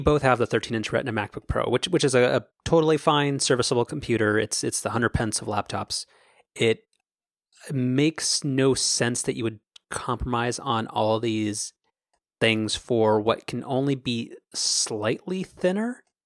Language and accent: English; United States; I'm an American